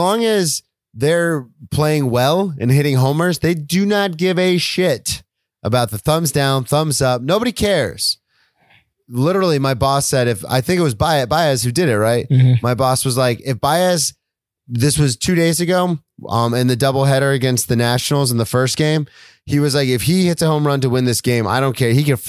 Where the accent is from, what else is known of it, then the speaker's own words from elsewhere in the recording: the South, United States; moved away; I grew up in the South.